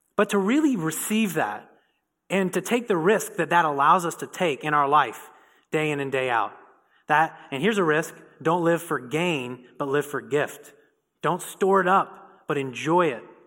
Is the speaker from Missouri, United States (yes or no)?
no; Indiana, United States; I'm from Indiana